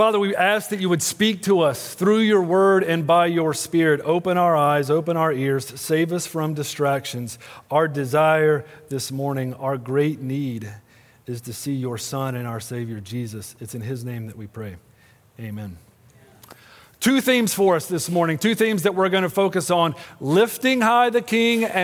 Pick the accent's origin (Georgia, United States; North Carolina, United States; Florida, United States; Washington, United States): North Carolina, United States; moved away; I'm from North Carolina